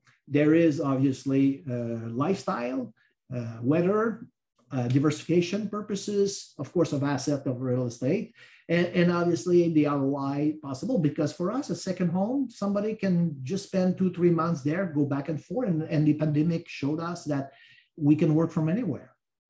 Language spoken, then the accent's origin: English; Canada; moved away as an adult; also born or lived in South Florida; now in Florida, United States; So I'm Canadian. I've been with RBC, like I said, 40 years, but I've been here for 22 years.